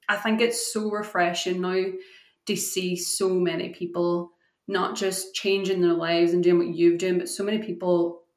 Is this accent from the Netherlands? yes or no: no; Scotland, United Kingdom; also born or lived in Ireland; growing up in Ireland and Scotland, you said your dad's Irish, you know, yeah we grew up, it was just what everybody did.